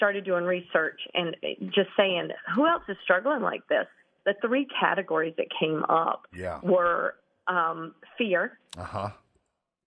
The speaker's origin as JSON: {"language": "English", "region": "Eastern North Carolina", "country": "United States", "said": "I'm from, like, country North Carolina, Eastern North Carolina on a farm"}